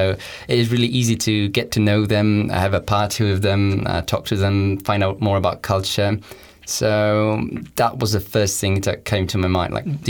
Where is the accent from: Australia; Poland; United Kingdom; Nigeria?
Poland; Lublin, Lublin Voivodeship; English is a second language; moved away as an adult; now in Leuven, Belgium; I come from Lublin, which is very unknown in the world, but I do recommend visiting. It's the biggest city in the eastern Poland.